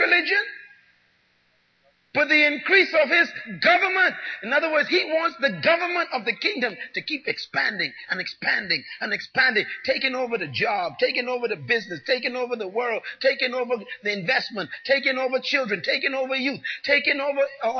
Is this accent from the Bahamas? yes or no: yes; Bahamas; growing up in the Bahamas is a religious experience